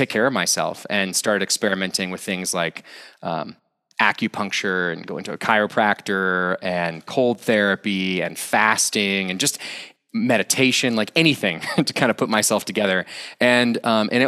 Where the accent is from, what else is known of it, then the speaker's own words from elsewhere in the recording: Austin, Texas, United States; moved away as an adult; also born or lived in France / India; now in Boulder, United States; I was originally from Austin, Texas